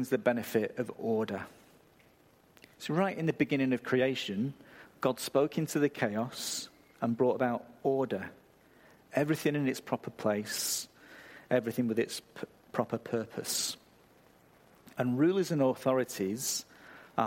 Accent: England, United Kingdom; moved away; I come from a country where you apologise when somebody else bumps into you

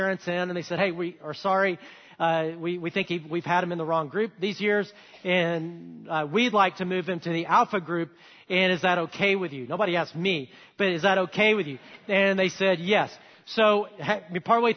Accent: Huntsville, Alabama, United States; I grew up in Alabama, great place to grow up

